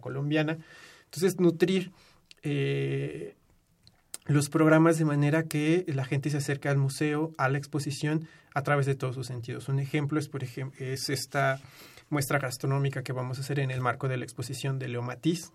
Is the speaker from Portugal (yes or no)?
no; Mexico; nosotros como mexicanos en nuestra cultura